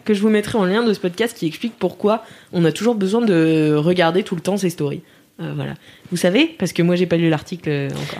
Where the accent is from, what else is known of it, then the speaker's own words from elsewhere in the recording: Nantes, Pays de la Loire, France; « Tu viens d'où ?» De Nantes.